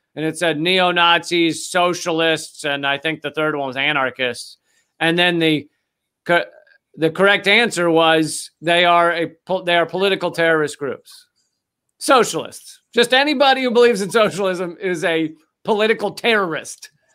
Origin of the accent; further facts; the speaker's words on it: United States; I'm an American who was born and raised in America